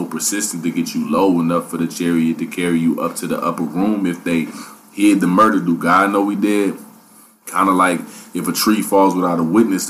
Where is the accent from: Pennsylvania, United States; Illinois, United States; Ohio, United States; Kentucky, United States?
Ohio, United States; Dayton; I'm from Dayton